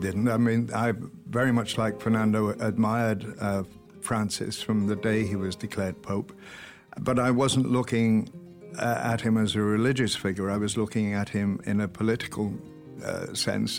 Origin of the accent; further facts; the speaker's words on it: Welsh, Wales, United Kingdom; I'm Welsh